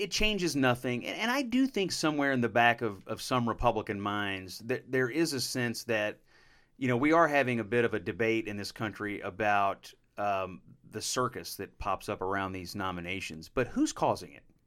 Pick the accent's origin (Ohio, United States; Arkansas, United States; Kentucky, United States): Kentucky, United States; Western; I come from the Western Kentucky, not too far from Missouri, where they say Missouri, so I'll, I'll call it Missouri